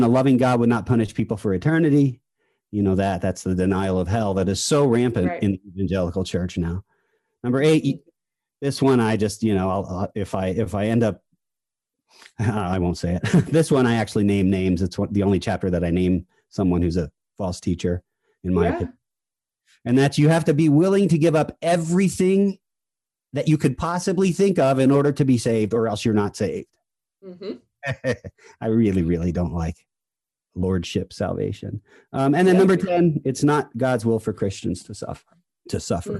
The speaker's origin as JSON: {"language": "English", "region": "New Jersey", "country": "United States", "said": "I'm from New Jersey. I'm Italian."}